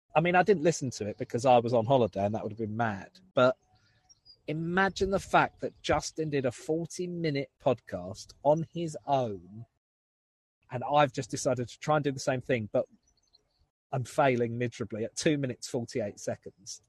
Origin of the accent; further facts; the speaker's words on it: Southend-on-Sea, East of England, United Kingdom; to go and do two gigs in my hometown